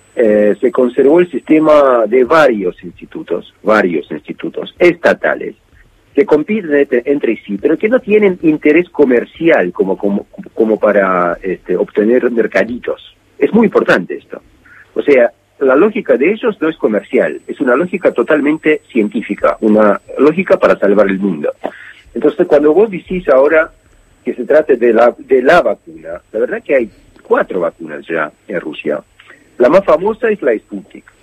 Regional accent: Montevideo, Uruguay; now in Moscow, Russia; crecí en Montevideo

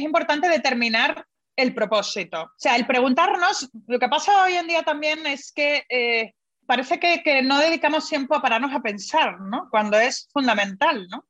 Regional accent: Spain; yo soy española, me encanta mi, mi país

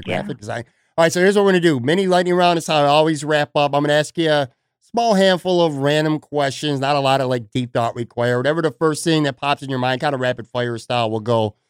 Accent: Buffalo, New York, United States; I grew up in Buffalo on the West Side.

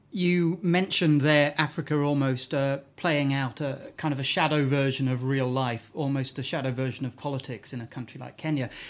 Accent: Newcastle, North East England, United Kingdom; I'm from Newcastle

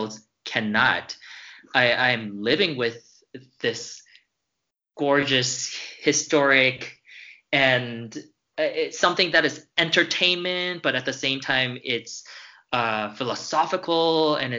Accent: United States; moved away; as American

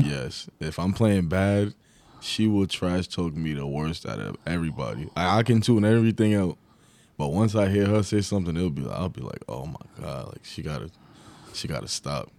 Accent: Long Island, New York, United States; I was from Long Island

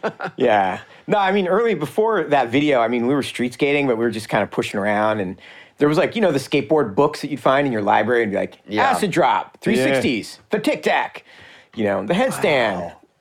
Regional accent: East Coast, United States; It was, like that's a big difference between here and back home. Like growing up on the East Coast, you had to skate vert pretty much.

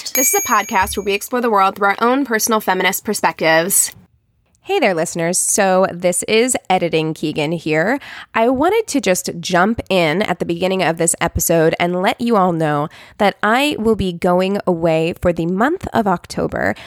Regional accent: Missouri, United States; moved away; my hometown

